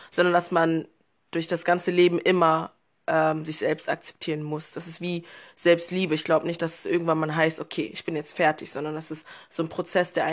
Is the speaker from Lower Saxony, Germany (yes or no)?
no; Berlin, Germany; now in Cologne, Germany; Ich bin in Berlin groß geworden und jetzt wohne ich seit knapp zwei Jahren in Köln.